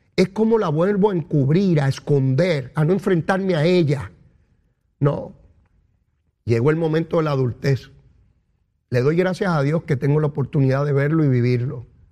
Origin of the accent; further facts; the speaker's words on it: Puerto Rico; la lengua nuestra, la boricua, la bori, la chévere, la de aquí, la de Puerto Rico